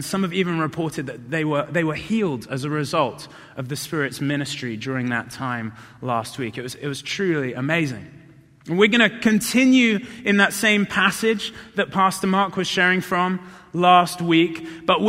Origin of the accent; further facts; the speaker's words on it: South of England, United Kingdom; moved away; I didn't grow up around here. I grew up in the South of England